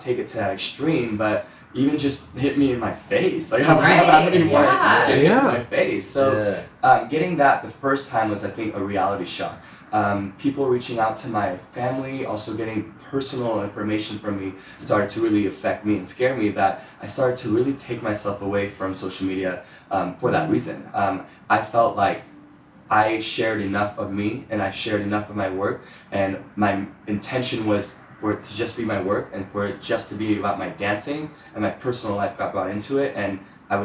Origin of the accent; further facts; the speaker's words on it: Ohio, United States; moved away; growing up in Ohio